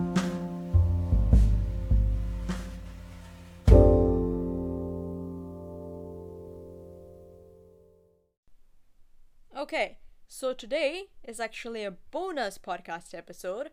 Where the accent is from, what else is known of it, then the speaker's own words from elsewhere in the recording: Singapore; I'm born and raised in Singapore, so I only go back to Russia once a year